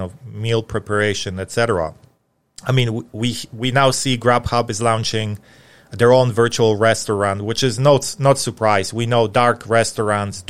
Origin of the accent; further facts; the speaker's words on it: Atlanta, Georgia, United States; in Atlanta, in my hometown